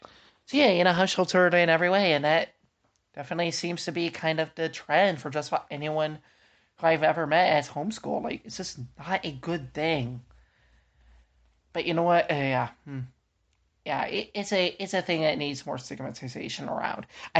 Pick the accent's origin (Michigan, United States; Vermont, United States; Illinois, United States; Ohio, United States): Ohio, United States; like the church I grew up in Ohio, like just about every family homeschooled.